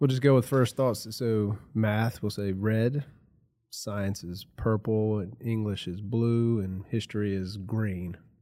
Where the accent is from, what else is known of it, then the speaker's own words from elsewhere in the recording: Rustburg, Virginia, United States; I grew up in, uh, Campbell County in the Rustburg area. I've lived around here my whole life